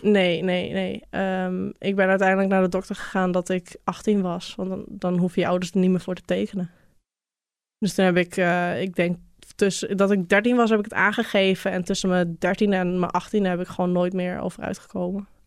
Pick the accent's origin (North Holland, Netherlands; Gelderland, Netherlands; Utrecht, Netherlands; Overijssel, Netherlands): North Holland, Netherlands; Bij ons in Noord-Holland heb je grote boerderijen.